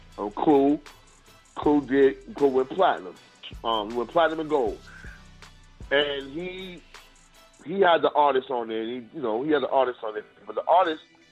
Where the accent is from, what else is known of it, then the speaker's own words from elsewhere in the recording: New York, United States; I'm from New York